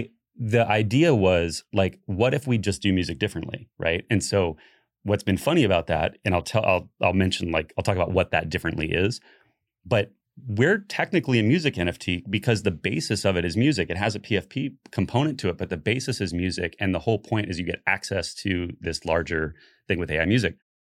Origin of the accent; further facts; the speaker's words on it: Florida, United States; I think like realizing that you guys like kind of originated it here in Florida, and I came from Florida.